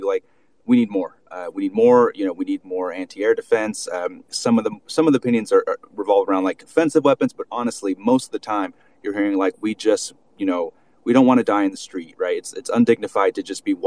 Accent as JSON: {"language": "English", "country": "United States", "moved": "yes", "lives_now": "Ukraine", "said": "I'm American"}